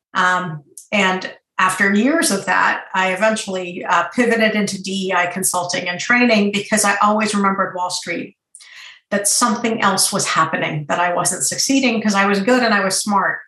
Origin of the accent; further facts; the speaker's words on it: Boston, Massachusetts, United States; also born or lived in Iran; I'm from Iran originally, but grew up in suburban Boston